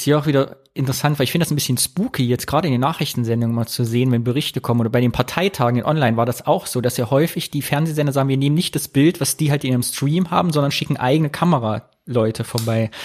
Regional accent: Rhineland, Germany; hier bei uns im Rheinland

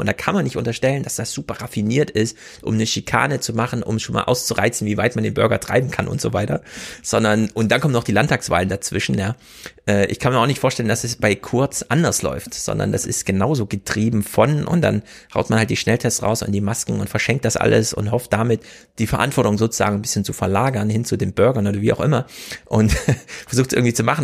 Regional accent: Thuringia, Germany; now in Hesse, Germany; Thüringen telefoniert, meiner Heimat

